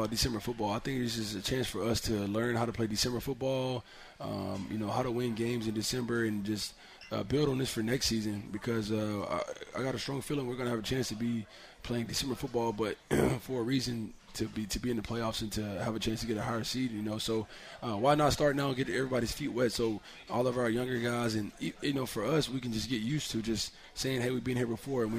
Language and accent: English; Tuscaloosa, Alabama, United States; You know, I was only from Tuscaloosa. From my house, was like 1 hour and 40 minutes.